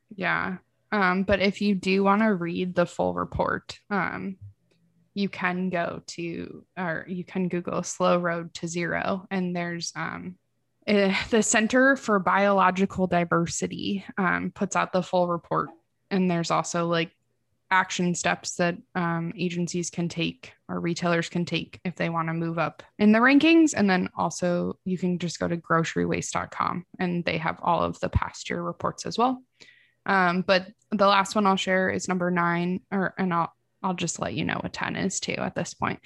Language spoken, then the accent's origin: English; Midwest, United States; I'm from the Midwest.